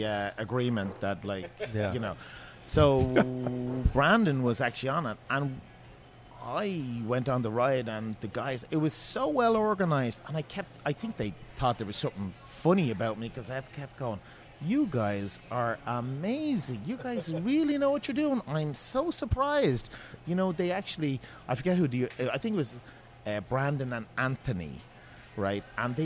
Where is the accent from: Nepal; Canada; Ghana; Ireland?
Ireland; now in Seattle, United States; I'm Irish. I'm really a Guinness man.